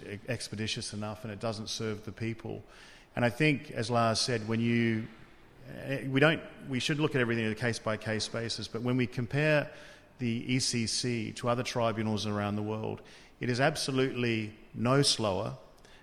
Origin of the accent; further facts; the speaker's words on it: Australia; I come from Australia